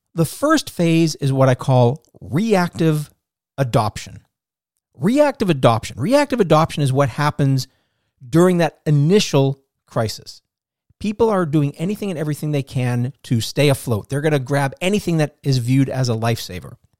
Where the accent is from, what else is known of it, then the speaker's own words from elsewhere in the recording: Boston, Massachusetts, United States; moved away; I'm from the Boston area originally.